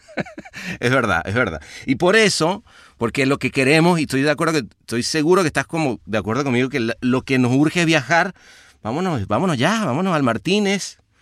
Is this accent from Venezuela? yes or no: yes; Venezuela; yo siendo venezolano crecí en una Venezuela